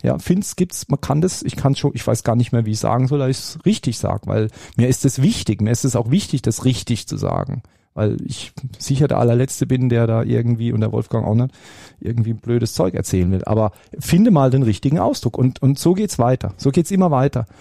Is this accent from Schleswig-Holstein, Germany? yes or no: no; Baden-Württemberg, Germany; als Badner und als Schwabe